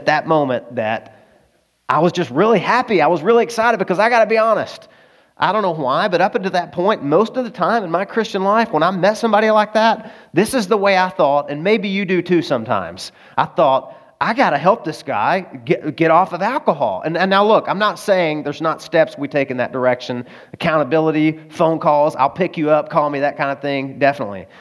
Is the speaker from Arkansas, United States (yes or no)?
yes; Arkansas, United States; moved away; also born or lived in California; I'm from Arkansas